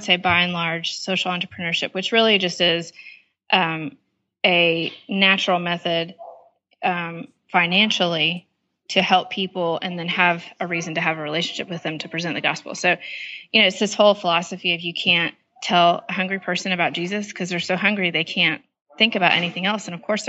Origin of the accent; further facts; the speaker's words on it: Panama; also born or lived in Nicaragua; In Panama and Nicaragua in Central America.